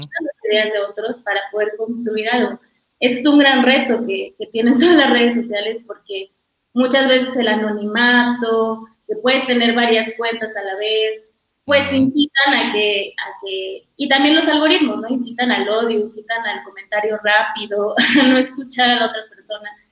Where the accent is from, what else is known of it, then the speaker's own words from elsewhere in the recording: Mexico; nuestras vidas como mujeres, como mexicanas